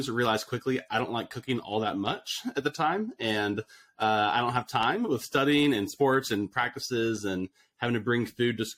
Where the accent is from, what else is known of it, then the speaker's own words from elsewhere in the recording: Austin, Texas, United States; I grew up in Austin, Texas